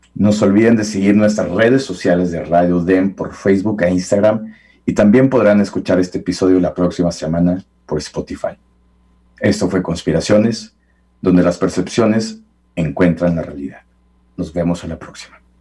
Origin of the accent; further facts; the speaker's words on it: Mexico; a nosotros como mexicanos